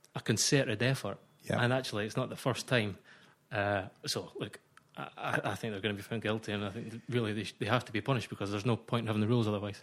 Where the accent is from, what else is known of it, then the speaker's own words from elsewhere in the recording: Scotland, United Kingdom; accent: Scottish; I'm a Scotsman. You'll hear that by my voice